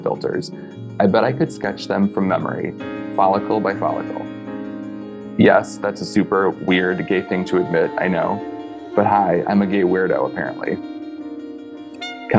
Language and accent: English; north of Detroit, the Thumb area of Michigan, United States; moved away as an adult; I'm from about an hour and a half north of Detroit, so like in the thumb-ish area.